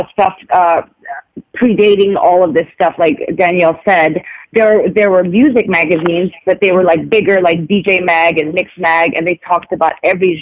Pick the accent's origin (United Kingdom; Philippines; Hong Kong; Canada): Philippines; now in United States; I grew up in the Philippines, and just so you know, I don't know if people know it, I didn't come here until the 90s.